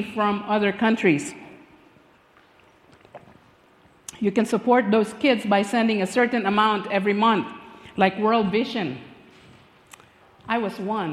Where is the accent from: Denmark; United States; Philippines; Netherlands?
Philippines; moved away; I was born and raised in the Philippines